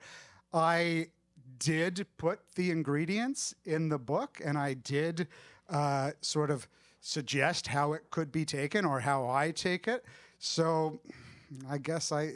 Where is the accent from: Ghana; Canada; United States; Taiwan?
Canada; I'm Canadian